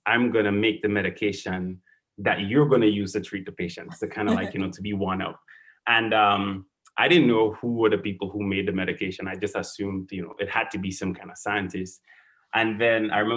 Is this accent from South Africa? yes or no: no; Saint Andrew, Grenada; moved away as an adult; also born or lived in St. George's, Grenada / New York, United States; now in Baltimore, United States; I grew up in St. Andrews, in a village called Maryville